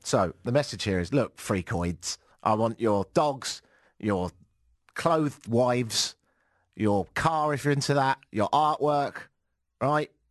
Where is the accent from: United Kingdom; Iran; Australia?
United Kingdom; moved away as an adult; also born or lived in Ottawa, Canada; now in Toronto, Canada; I'm British and I don't have a Canadian passport yet